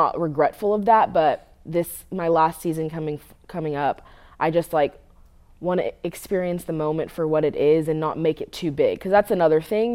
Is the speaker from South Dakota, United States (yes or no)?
no; Southern California, United States; moved away as an adult; also born or lived in West Coast; now in Tennessee, United States; I'm from Southern California